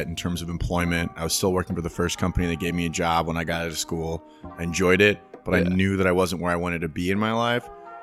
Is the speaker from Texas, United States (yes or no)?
yes; San Antonio, Texas, United States; also born or lived in Mississippi; I was in San Antonio with my grandmother from basically two or three up until I graduated high school, but I'd spend my summers in Mississippi